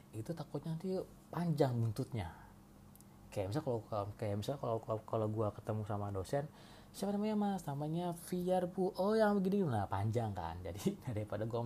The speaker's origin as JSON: {"language": "Indonesian", "town": "Cirebon", "region": "West Java", "country": "Indonesia", "tie": "born or raised there", "lives_now": "Jakarta, Indonesia", "said": "gue asli dari Cirebon dan harusnya sih sekarang gue stay di Jakarta karena kan kerjaan gue di Jakarta juga cuma sekarang gue lagi ada di rumah di rumah gue Cirebon"}